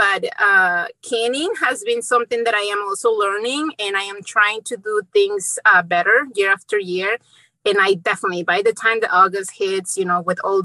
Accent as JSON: {"language": "English", "country": "Mexico", "tie": "born or raised there", "also_born_or_lived": "central Indiana", "moved": "yes", "lives_now": "Indiana, United States", "said": "I grew up in Mexico, and being in from a small town in Mexico"}